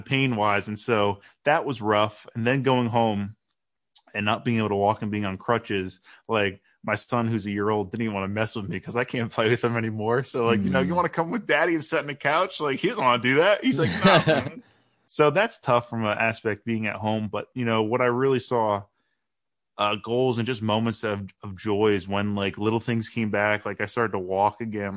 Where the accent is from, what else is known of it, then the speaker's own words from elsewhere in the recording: New Jersey, United States; moved away as an adult; now in Baltimore, United States; we're from New Jersey